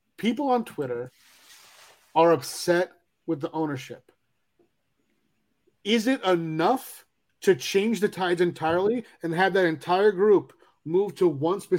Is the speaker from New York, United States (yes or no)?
yes; New York, United States; moved away as an adult; also born or lived in California; I'm a New Yorker